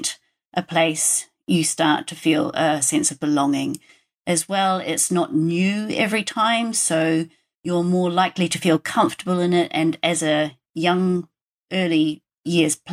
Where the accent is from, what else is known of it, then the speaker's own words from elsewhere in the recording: New Zealand; moved away; I grew up in New Zealand and I was a nature kid